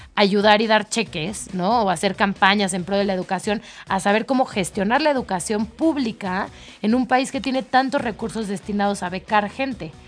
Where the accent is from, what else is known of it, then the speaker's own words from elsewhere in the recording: Mexico; yo que soy mexicana